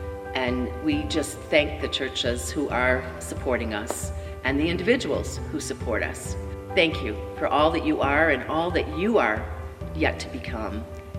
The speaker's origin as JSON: {"language": "English", "town": "Hamburg", "region": "New York", "country": "United States", "tie": "born or raised there", "said": "I'm not a city girl. I grew up in Hamburg"}